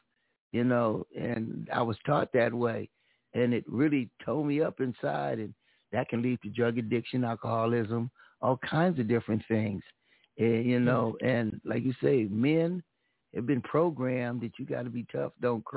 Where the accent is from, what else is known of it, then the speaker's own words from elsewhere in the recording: Pomona, California, United States; my hometown, Pomona